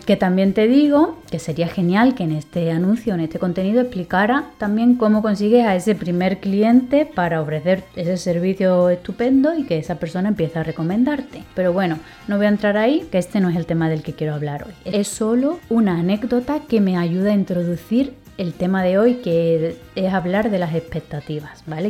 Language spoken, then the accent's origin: Spanish; Seville, Andalusia, Spain; moved away; also born or lived in Madrid; yo soy española soy de Sevilla, aunque he vivido en Madrid muchísimos años